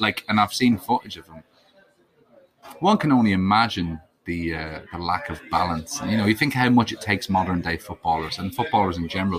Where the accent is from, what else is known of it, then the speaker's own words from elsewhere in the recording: Dundalk, County Louth, Ireland; Dundalk, yeah.